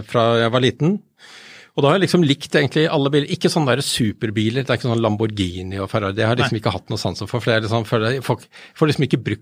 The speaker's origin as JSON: {"language": "Norwegian", "town": "Bærum", "region": "Akershus", "country": "Norway", "said": "Jeg er fra Bærum."}